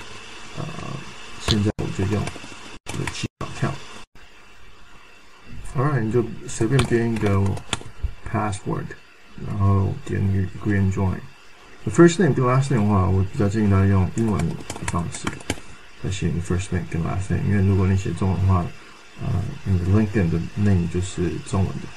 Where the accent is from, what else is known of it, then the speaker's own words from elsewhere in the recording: Canada; 啊，我是一个从加拿大来的华侨。